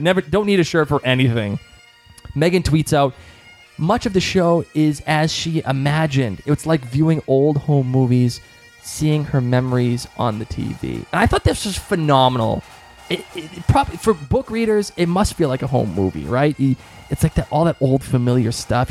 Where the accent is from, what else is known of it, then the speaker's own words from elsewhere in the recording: Boston, Massachusetts, United States; I'm from Boston